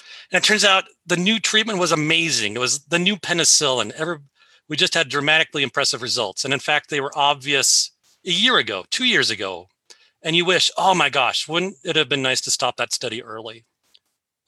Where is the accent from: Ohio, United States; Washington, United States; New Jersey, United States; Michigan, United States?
Washington, United States; Seattle; I was raised here in Seattle and I never left